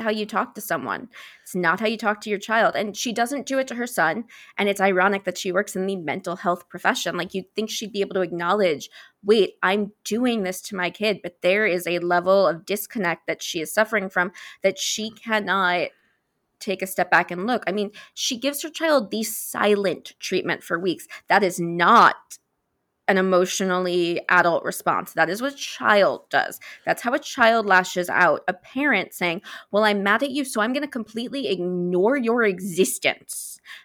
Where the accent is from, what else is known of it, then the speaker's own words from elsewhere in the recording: New York, United States; I'm from New York